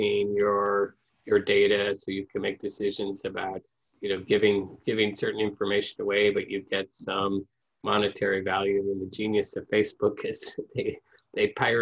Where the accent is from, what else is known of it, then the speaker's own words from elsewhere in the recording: Midwest, United States; I grew up in the Midwest